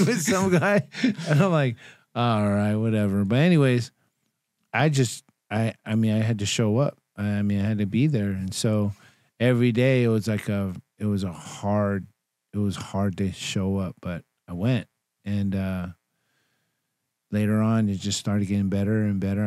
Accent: Bay Area, California, United States; also born or lived in Elk Grove, California; I'm from the Bay Area

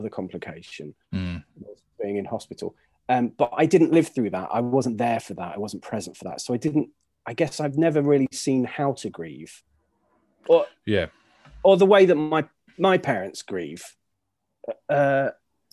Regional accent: United Kingdom; we're British

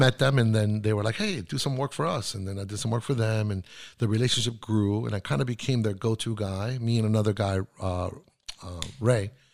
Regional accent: Santiago, Santiago Metropolitan Region, Chile; first language Spanish; English is a second language; moved away; also born or lived in Miami / New York; I was born in Santiago, Chile.

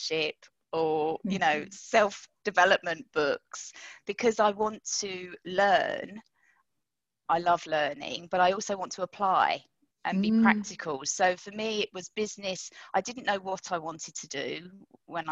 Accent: London, United Kingdom; I grew up in London

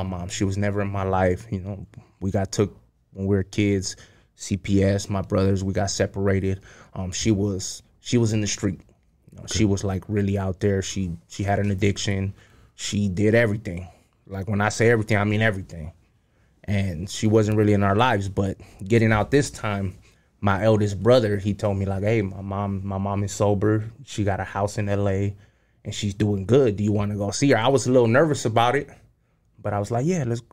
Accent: Cudahy, California, United States; also born or lived in Wailuku, Hawaii / Santa Ana, California; Came to L.A. to Cudahy as a baby. Grew up in Cudahy

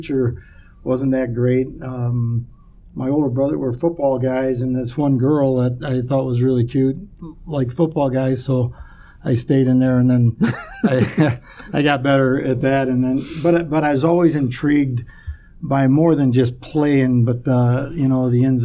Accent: Chicago, Illinois, United States; I grew up in Chicago, Southwest Side

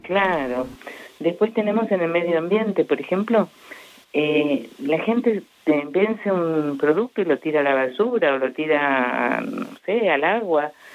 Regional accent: Argentina; los argentinos somos poco disciplinados

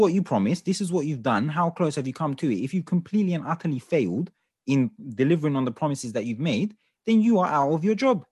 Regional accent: London, United Kingdom; London is my home, I'm from England, I was born here, I was raised here.

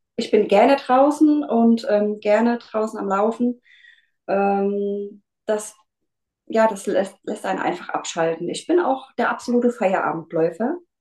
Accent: near Mainz, Rhenish Hesse, Rhineland-Palatinate, Germany; ich komme aus der Nähe von Mainz äh, in Rheinland-Pfalz, Rheinhessen.

